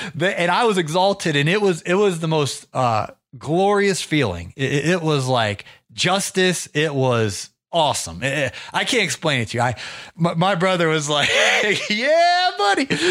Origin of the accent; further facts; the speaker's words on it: Ohio, United States; now in Atlanta, United States; I'm originally from Ohio. I got, uh, acclimated to the climate in Georgia